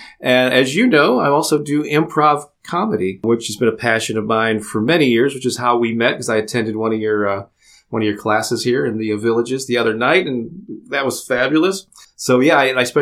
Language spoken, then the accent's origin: English; St. Louis, Missouri, United States; I'm from St. Louis, Missouri, born and raised